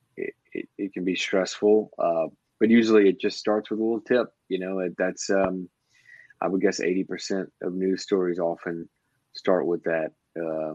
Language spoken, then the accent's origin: English; Morgan City, Louisiana, United States; I was originally born in Morgan City